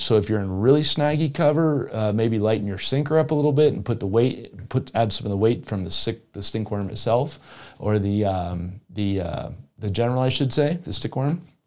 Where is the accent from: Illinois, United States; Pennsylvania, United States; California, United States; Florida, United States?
Florida, United States; South; moved away; I grew up in South Florida